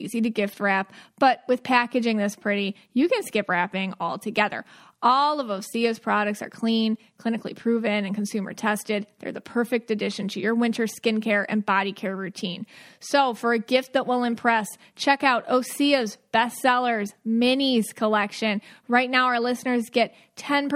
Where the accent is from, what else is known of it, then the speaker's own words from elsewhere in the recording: Buffalo, New York, United States; now in Florida, United States; growing up in Buffalo